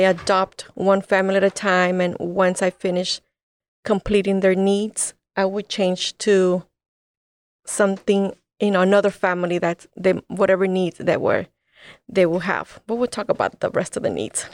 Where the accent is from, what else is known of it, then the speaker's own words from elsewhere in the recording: El Salvador; now in United States; I'm from El Salvador. My parents left El Salvador because of the war